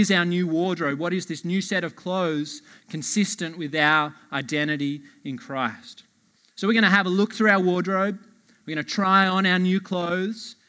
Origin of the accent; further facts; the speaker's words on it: Blue Mountains, New South Wales, Australia; moved away; Catherine, my wife, and I, we're originally from the Blue Mountains.